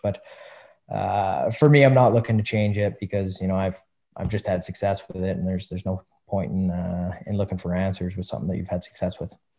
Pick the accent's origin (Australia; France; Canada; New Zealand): Canada; Western Canada; I'm a Western boy